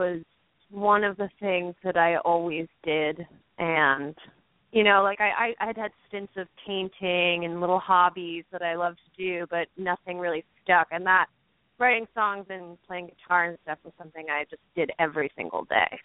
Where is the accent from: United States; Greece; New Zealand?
United States; Doylestown, Pennsylvania; I grew up in Doylestown, which is a suburb outside of the city. So maybe I just never picked up that classic Philly accent